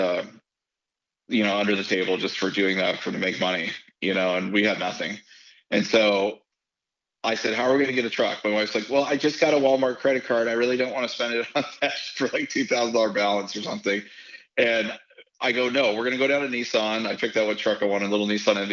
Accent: Canada; also born or lived in United States; I'm from Canada

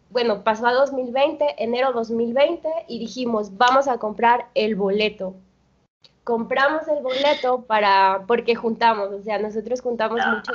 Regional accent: Colombia; now in Mexico; Bueno, yo llegué de Colombia y conseguí un empleo muy rápido, ¿no?

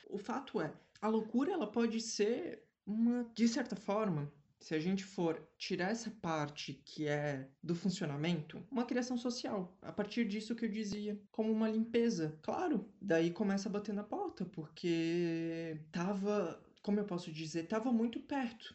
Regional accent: Brazil; a gente, enquanto brasileiro

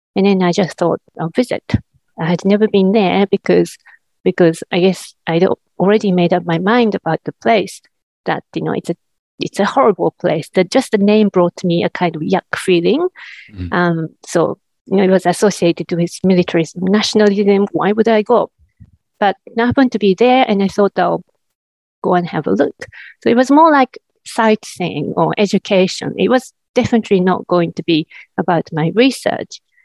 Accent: Japan; moved away as an adult; now in New Zealand; I teach in New Zealand now, but originally I come from Japan, and that's where I was educated first.

